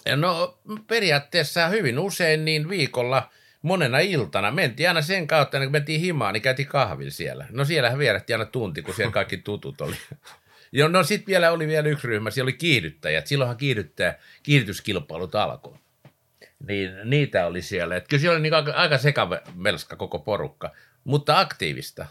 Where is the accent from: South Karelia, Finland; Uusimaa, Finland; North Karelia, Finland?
Uusimaa, Finland; Vantaa; also born or lived in Lapinjärvi / Porlammi; sitten tultiin tänne Vantaalle ja tuossa Siltamäessä oikeastaan alkoi niin kuin mun ura täällä pääkaupunkiseudulla